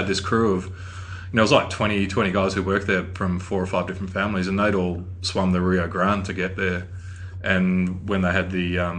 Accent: Perth, Western Australia, Australia; moved away as an adult; also born or lived in Japan / London / Cairns; now in Victoria, Australia; Yeah, I grew up in Perth. I grew up in Perth.

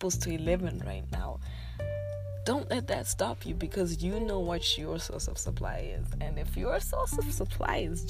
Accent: Zimbabwe; I am from Zimbabwe

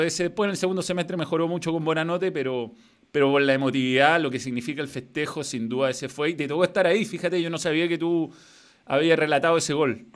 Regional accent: Chile

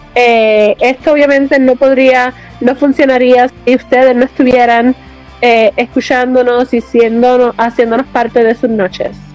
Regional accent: Puerto Rico; now in United States; siendo puertorriqueña en Puerto Rico y siendo puertorriqueña estando en Estados Unidos

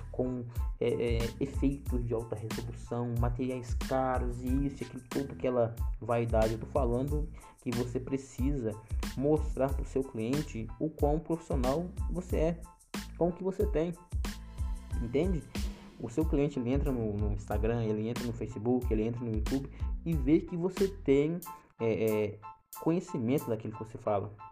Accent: Pedra, Pernambuco, Brazil; na cidadezinha onde eu nasci, Nasci e foi, e foi criado, que é a cidade de Pedra, no Pernambuco, uma cidadezinha bem pequena.

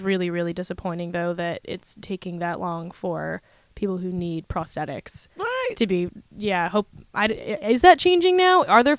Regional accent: California, United States; I grew up in California

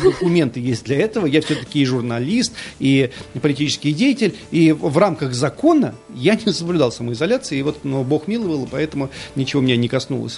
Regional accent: Lipetsk, Lipetsk Oblast, Russia; now in Nizhny Novgorod, Russia; Я вырос на реке Воронеж, вот там уже в Липецке, в Липецкой области выше

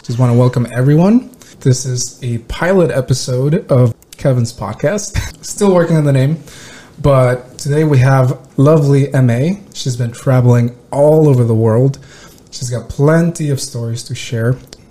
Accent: Mexico; moved away; Like, I came from Mexico. The biggest change for me was like how once you're walking in the city, like nobody gives a shit about you.

